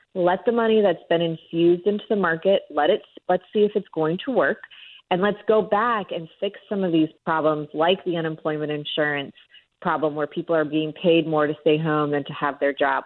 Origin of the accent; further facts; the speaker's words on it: South Florida, United States; South Florida, where I'm from